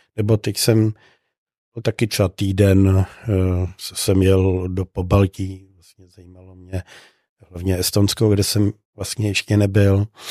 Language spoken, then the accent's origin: Czech; Czechia; ptali se mě, odkud jsem. Já jsem říkal, že z České republiky